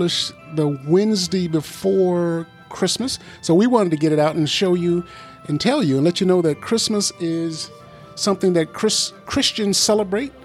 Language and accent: English; Mississippi, United States; I grew up in Mississippi in the 60s and 70s